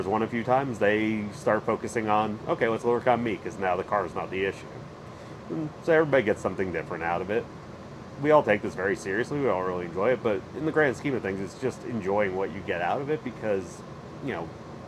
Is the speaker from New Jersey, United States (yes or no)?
yes; northern New Jersey, United States; moved away as an adult; now in Charlotte, United States; I live in Charlotte. I'm originally from New Jersey, northern New Jersey, but I've been in Charlotte since I was 18.